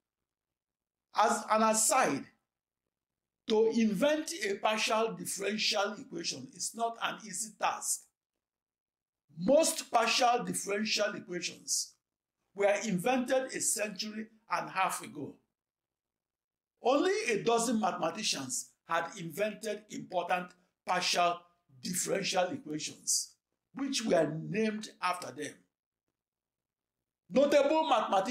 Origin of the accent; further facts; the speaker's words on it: Nigeria; moved away as an adult; now in United States; I'm a Nigerian born who is studied in American schools